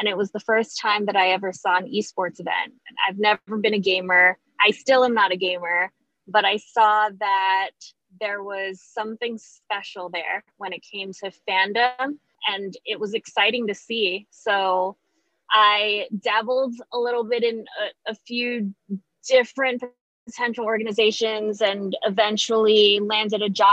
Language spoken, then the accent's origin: English; Guam; moved away as an adult; also born or lived in New York; now in San Antonio, United States; I'm originally from Guam, moved to New York in 2014